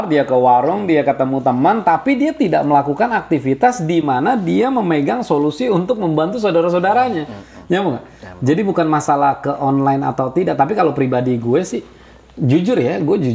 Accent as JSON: {"language": "Indonesian", "region": "Jakarta", "country": "Indonesia", "said": "lo orang Jakarta gue orang Jakarta"}